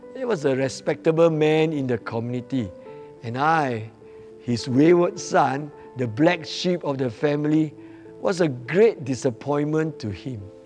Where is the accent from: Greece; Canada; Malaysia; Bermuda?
Malaysia; Batu Pahat, Johor; now in Johor Bahru, Malaysia; I'm originally from Batu Pahat